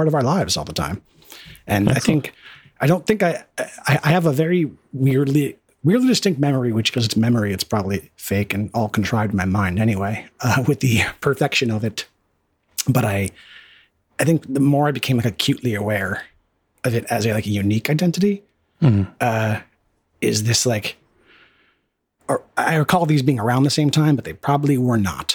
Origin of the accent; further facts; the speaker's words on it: United States; growing up in America